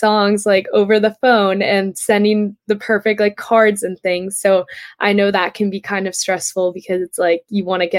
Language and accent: English; Pennsylvania, United States; I'm from Pennsylvania